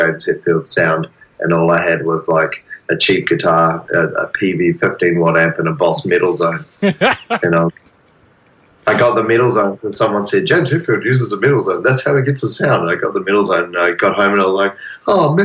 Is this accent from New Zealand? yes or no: yes; New Zealand; now in Australia; I'm a New Zealander, so I'm living on the big brother country